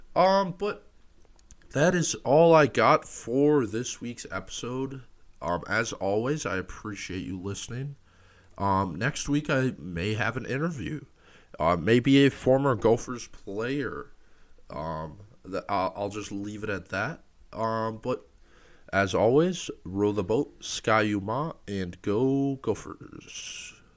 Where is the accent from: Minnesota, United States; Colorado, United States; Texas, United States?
Minnesota, United States; I just wanted to go home and go to the University of Minnesota.